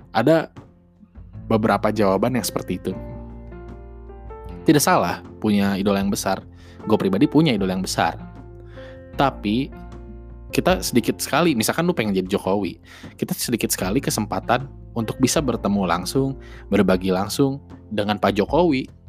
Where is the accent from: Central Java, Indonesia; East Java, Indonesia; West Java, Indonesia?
West Java, Indonesia; Bandung; gue asli Bandung orang Sunda asli jadi kalau misalkan masih terdengar cengkoknya